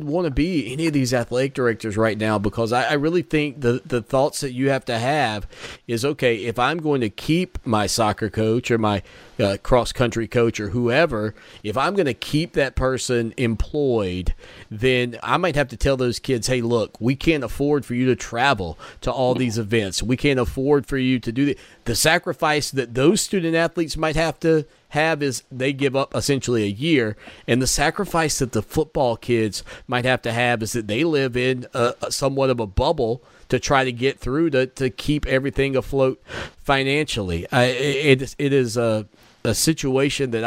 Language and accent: English; United States; I, as an American